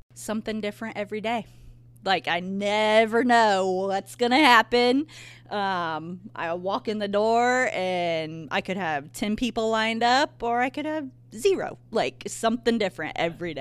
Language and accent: English; Bourbon, Indiana, United States; also born or lived in Bloomington, Indiana; I am from Bourbon. I went to Triton High School